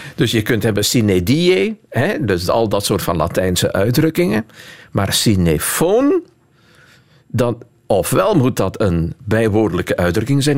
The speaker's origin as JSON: {"language": "Dutch", "region": "Flanders", "country": "Belgium", "said": "voor mij als Vlaming"}